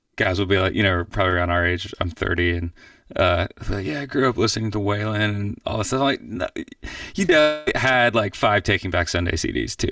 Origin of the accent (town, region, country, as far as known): Atlanta, Georgia, United States; born or raised there; moved away as an adult; also born or lived in Miami / Athens, Georgia / New York; now in Nashville, United States